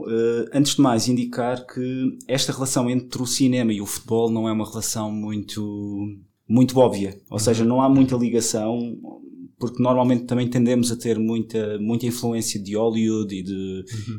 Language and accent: Portuguese; Madeira, Portugal; eu cresci na Madeira, eu sou madeirense